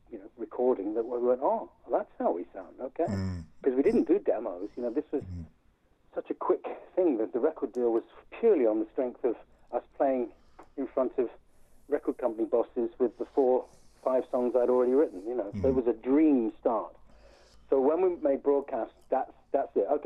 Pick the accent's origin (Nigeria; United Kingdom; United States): United Kingdom; England; now in Hastings, United Kingdom; I was born in the 50s, wasn't I? I'm an Englishman born in the 50s.